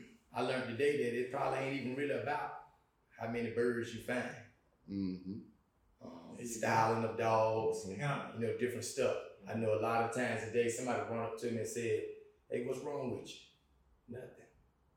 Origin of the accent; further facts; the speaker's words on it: Thomasville, Georgia, United States; moved away as an adult; also born or lived in Virginia; now in Atlanta, United States; I'm from Thomasville.